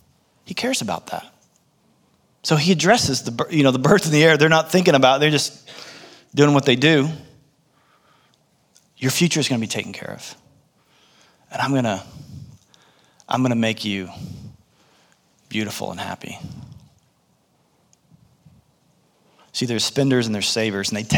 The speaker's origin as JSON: {"language": "English", "country": "United States", "tie": "born or raised there", "said": "I was born in the United States"}